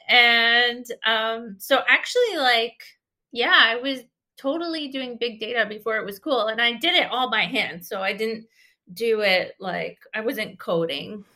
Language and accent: English; Grand River, near Lake Erie, Ontario, Canada; I grew up, like, close to Lake Erie and in one of the tributaries, the Grand River. I grew up on the Grand River